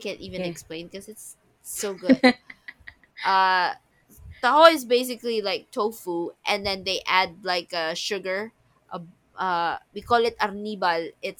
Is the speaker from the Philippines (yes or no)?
yes; Manila, Metro Manila, Philippines; Ah no, the first time I ate dirty ice cream, I was living, that's where I grew up, in Manila.